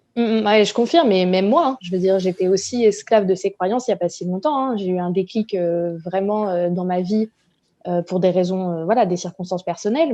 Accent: La Rochelle, Nouvelle-Aquitaine, France; moved away as an adult; now in Paris, France; Je suis originaire de La Rochelle et j'habite à Paris depuis bientôt 5 ans

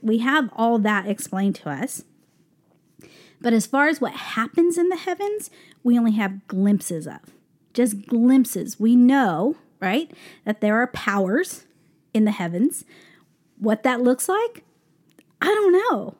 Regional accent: Albuquerque, New Mexico, United States; now in New York, United States; we're from Albuquerque, New Mexico

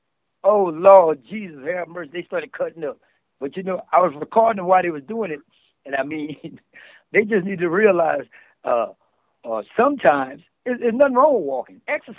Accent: New Orleans, Louisiana, United States; also born or lived in Dallas / Lafayette / Thibodaux; I'm originally from New Orleans, Louisiana, but I grew up a whole bunch of places, including Dallas, Texas, Lafayette, and I went to high school in Thibodaux.

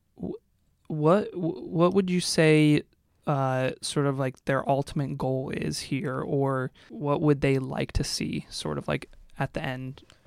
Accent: Seattle, Washington, United States; moved away; I'm from Seattle, too

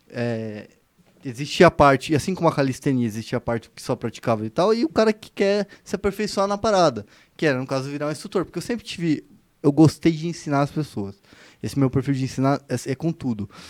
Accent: Foz do Iguaçu, Paraná, Brazil; now in São Paulo, Brazil; eu vim de Foz do Iguaçu, né? Foz do Iguaçu era uma cidade muito violenta, mas era uma violência mais direcionada pro, pro, pro tráfico

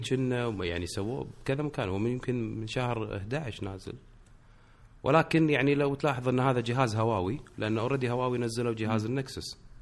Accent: Kuwait; انا من الكويت

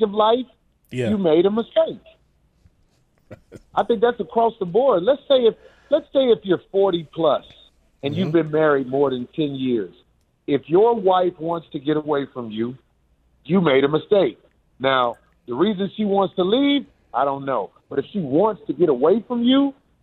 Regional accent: Chicago, Illinois, United States; now in California, United States; I'm from Robert Taylor Homes

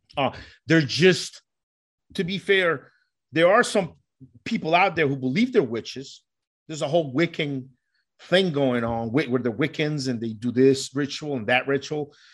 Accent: New York, United States; also born or lived in Colombia; Growing up in New York, there's a huge Puerto Rican community

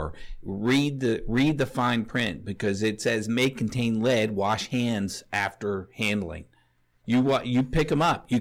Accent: Knoxville, Tennessee, United States; the house that I grew up in just in Knoxville

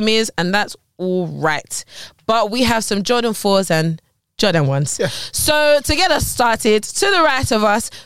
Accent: London, United Kingdom; I went to a secondary school, innit? In West London

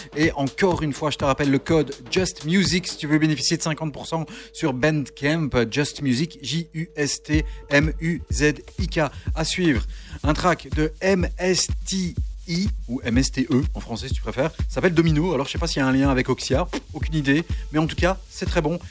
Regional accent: Charleroi, Wallonia, Belgium; on est de Charleroi tous les trois.

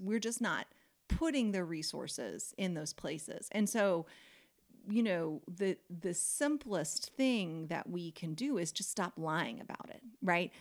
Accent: United States; I grew up in America

